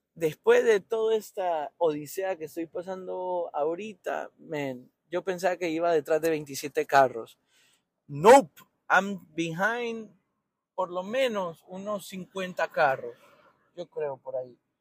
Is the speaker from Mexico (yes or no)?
no; Tegucigalpa, Francisco Morazán, Honduras; moved away as an adult; nací en Tegucigalpa, Honduras. Y eh, recuerdo, recuerdo muy vivo, tampoco es que me fui hace 50 años, me fui hace 10 años